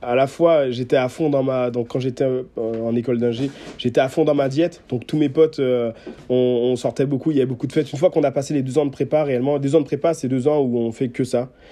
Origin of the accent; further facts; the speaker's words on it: Guadeloupe; moved away; je suis de Guadeloupe, donc j'ai vécu, mmh. euh, j'ai vécu 9 ans là-bas